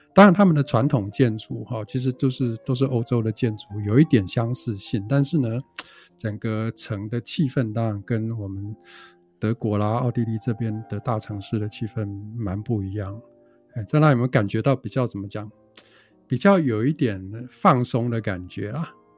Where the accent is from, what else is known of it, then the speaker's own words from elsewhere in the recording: Taiwan; 我们台湾人